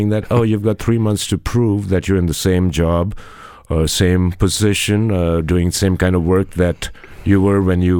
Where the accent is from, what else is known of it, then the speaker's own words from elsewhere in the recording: Punjab, India; now in Madison, United States; I'm a Punjabi by background, Indian, but an American